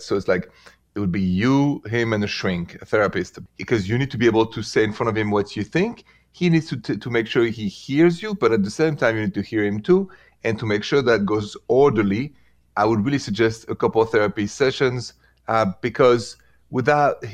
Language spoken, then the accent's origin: English; France; accent: French; English is a second language; moved away as an adult; That's where I'm from. And I've been here for 22 years.